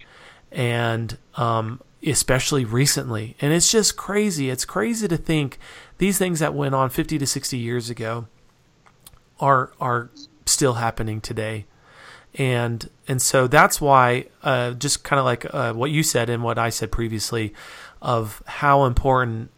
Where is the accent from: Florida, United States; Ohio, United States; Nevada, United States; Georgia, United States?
Nevada, United States; Reno; now in Utah, United States; I grew up in Reno, Nevada